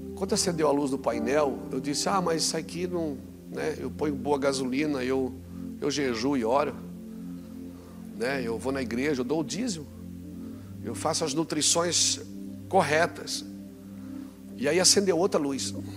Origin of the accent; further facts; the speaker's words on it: Brazil; eu vim do Brasil hoje. 2015 eu queria vir morar aqui, Deus não deixou. Ele disse: fique no Brasil